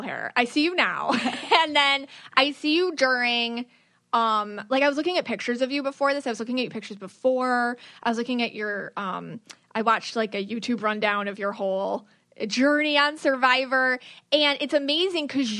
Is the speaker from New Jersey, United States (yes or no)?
no; Buffalo, New York, United States; moved away; I'm from Buffalo, New York